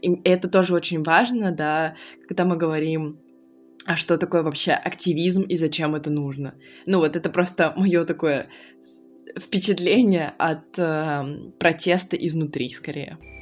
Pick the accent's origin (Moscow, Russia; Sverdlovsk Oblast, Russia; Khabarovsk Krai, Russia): Khabarovsk Krai, Russia; Khabarovsk; moved away; я выросла в Хабаровске, я хабаровчанка